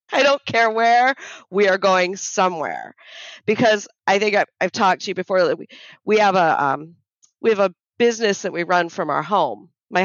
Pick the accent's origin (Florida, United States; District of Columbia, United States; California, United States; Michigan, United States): Florida, United States; we're from Florida, the United States. We live on a barrier island just south of St. Augustine